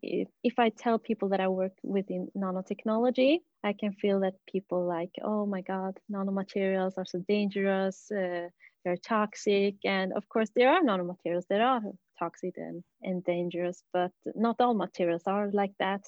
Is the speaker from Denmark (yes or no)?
no; Bolivia; moved away; I'm from Bolivia originally